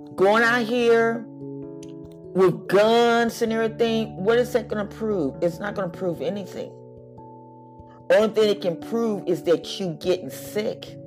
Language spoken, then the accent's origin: English; United States; we are Americans